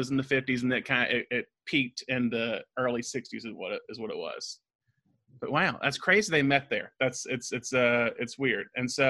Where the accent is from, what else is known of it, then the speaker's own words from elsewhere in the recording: Alabama, United States; I'm originally from Alabama and went to undergraduate school at the University of Alabama in Tuscaloosa.